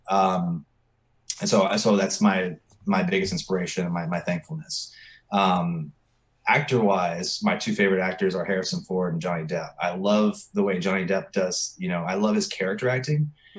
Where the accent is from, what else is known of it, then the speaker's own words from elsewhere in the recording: Virginia, United States; moved away as an adult; now in Texas, United States; I'm from Virginia